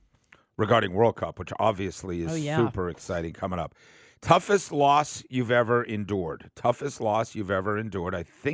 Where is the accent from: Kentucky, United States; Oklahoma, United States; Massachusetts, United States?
Massachusetts, United States; Boston; moved away; I'm from Boston